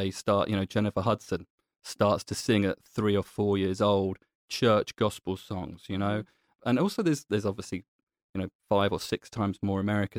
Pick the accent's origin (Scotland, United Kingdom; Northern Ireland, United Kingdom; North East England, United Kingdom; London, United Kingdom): London, United Kingdom; I'm born and bred in London, so anytime I can go back to London, I'm there in a heartbeat.